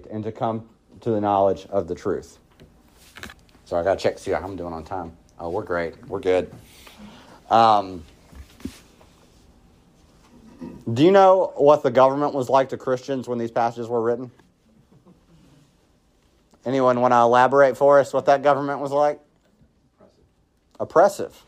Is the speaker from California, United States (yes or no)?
no; southwestern Virginia, United States; growing up where I grew up in southwestern Virginia, love my hometown